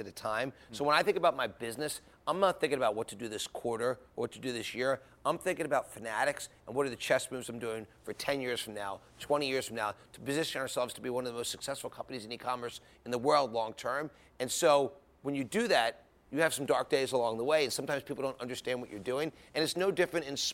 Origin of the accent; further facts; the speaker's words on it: Philadelphia, Pennsylvania, United States; I was a guy from Philadelphia, grew up in the sports business.